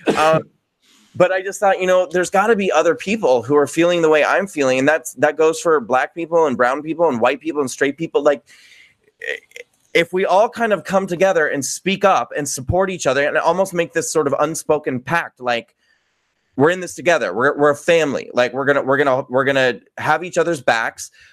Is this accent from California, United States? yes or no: no; New York, United States; I'm a New Yorker